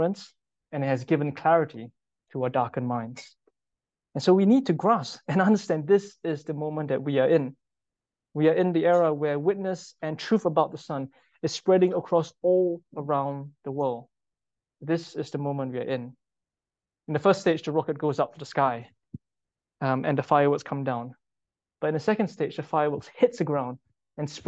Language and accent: English; Singapore; moved away; I'm from Singapore, and all men in Singapore need to spend 2 years in national service to fight for the country. And if there's a war in Singapore right now, I will go back